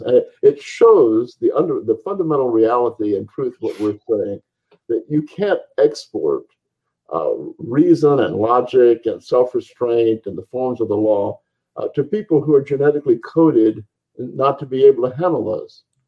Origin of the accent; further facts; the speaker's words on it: the American South, United States; I'm quite happy being a Southern Anglo Saxon